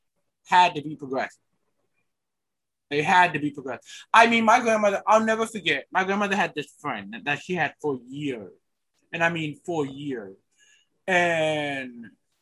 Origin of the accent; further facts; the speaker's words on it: New York, United States; I'm a New Yorker